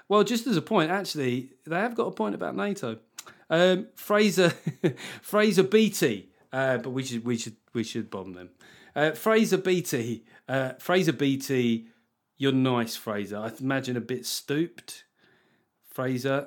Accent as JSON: {"language": "English", "country": "United Kingdom", "said": "being British"}